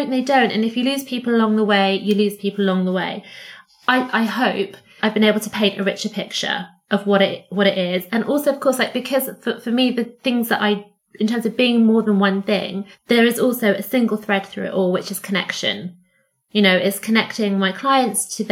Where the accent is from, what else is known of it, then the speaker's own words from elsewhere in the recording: Cyprus; moved away; I grew up in Cyprus